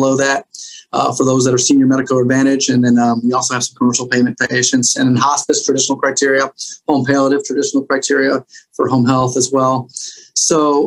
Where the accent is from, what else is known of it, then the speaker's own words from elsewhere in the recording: Chicago, Illinois, United States; what I grew up in Chicago